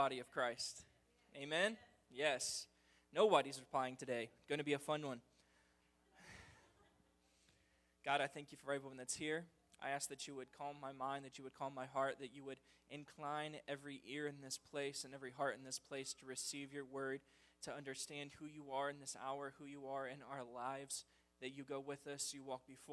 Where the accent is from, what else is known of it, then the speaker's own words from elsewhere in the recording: United States; as an American people